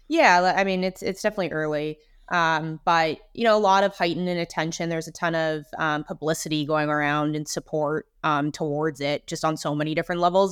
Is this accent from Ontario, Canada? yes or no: no; Vancouver, British Columbia, Canada; grew up in Vancouver